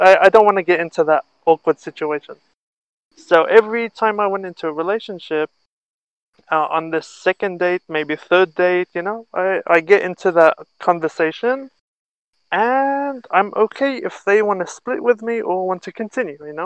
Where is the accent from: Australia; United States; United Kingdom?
Australia; moved away as an adult; now in Israel; I was born and raised in Australia until I was 18 years old, 17, 18. And I moved here to Israel